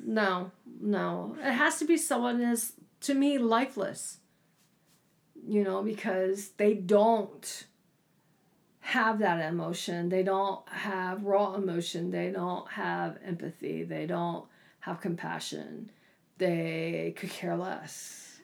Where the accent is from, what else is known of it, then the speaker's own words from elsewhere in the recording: East Coast, United States; I grew up on the East Coast